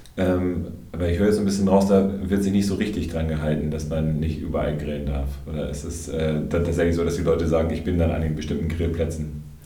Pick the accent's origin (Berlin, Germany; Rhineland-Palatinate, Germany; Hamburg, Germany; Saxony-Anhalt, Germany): Hamburg, Germany; now in Frankfurt, Germany; als Hamburger